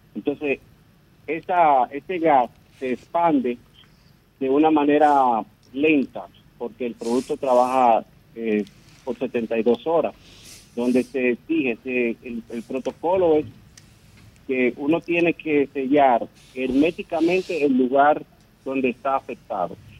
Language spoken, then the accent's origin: Spanish; Dominican Republic; somos nosotros los dominicanos